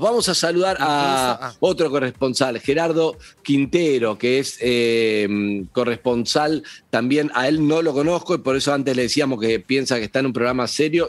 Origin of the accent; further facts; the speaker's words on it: Argentina; como argentino